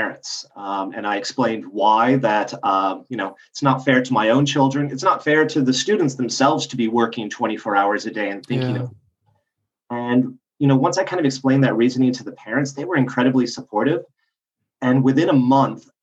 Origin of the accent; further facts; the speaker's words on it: United States; moved away as an adult; also born or lived in Los Angeles / Bangkok / Jakarta / Johannesburg; now in Brussels, Belgium; I'm American